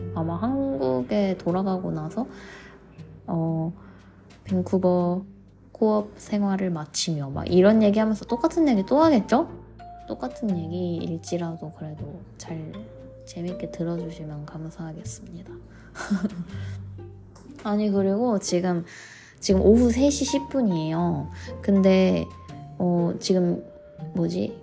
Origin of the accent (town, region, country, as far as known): South Korea; now in Vancouver, Canada